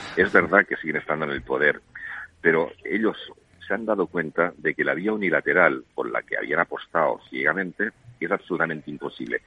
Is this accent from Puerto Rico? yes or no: no; Catalonia, Spain; first language Catalan; Spanish is a second language; yo soy catalano parlante y mi lengua materna es, es el catalán